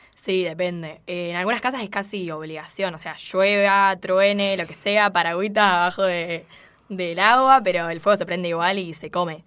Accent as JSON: {"language": "Spanish", "country": "Argentina", "said": "como buenos argentinos egocéntricos, bueno, vamos a hablar de nosotros"}